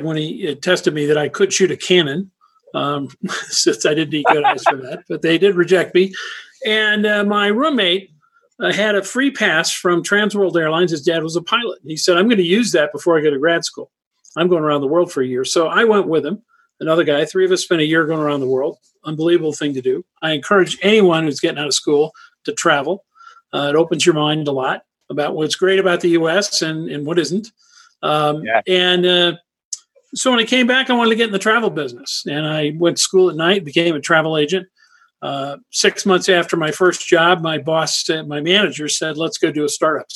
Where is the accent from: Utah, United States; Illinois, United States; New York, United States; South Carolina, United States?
Illinois, United States; Winnetka; moved away as an adult; also born or lived in Los Angeles, California / Ohio / Florida / Texas; now in Lake Tahoe, Nevada, United States; I grew up in Chicago in Winnetka up north of the city